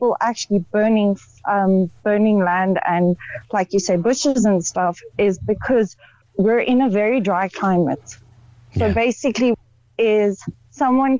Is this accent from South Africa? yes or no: yes; South Africa; also born or lived in Ireland; I'm originally from South Africa, but my home is in Ireland